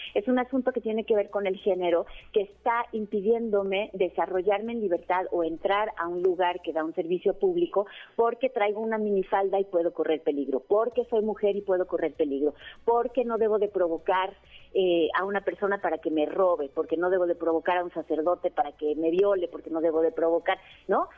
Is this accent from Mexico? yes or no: yes; Mexico; soy una mexicana